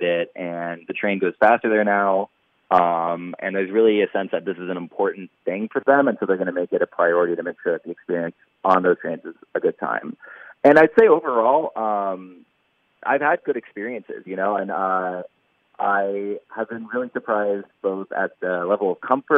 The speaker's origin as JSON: {"language": "English", "town": "Dallas", "region": "Texas", "country": "United States", "tie": "born or raised there", "moved": "as an adult", "lives_now": "Washington, D.C., United States", "said": "I grew up in Dallas, Texas"}